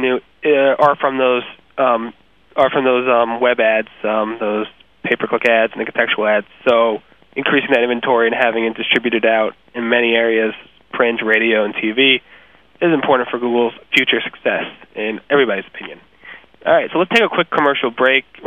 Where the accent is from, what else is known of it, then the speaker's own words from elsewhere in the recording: New York, United States; I was from New York